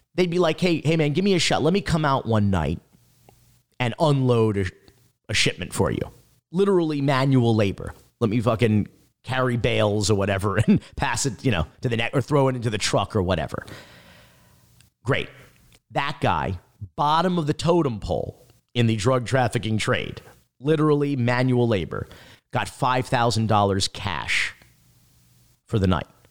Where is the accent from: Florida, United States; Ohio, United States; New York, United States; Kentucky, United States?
Florida, United States; North Miami Beach; also born or lived in Fort Myers, Florida; we moved down here to the North Miami Beach area